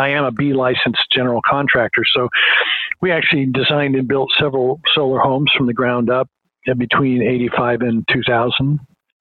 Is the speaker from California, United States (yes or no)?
yes; Walnut Creek, California, United States; I'm a local guy. I was raised in Walnut Creek, just maybe 20 miles away from UC